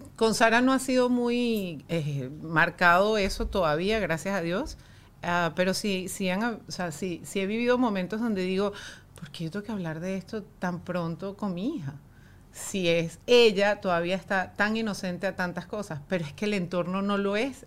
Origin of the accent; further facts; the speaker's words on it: Venezuela; nosotros como venezolanos